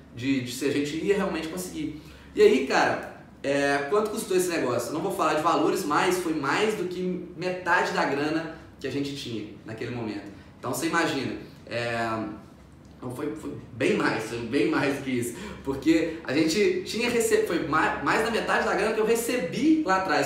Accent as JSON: {"language": "Portuguese", "town": "Ubá", "region": "Minas Gerais", "country": "Brazil", "tie": "born or raised there", "also_born_or_lived": "Viçosa", "moved": "as an adult", "lives_now": "Juiz de Fora, Brazil", "said": "eu vim de uma cidade de 100 mil habitantes, que é a minha cidade natal"}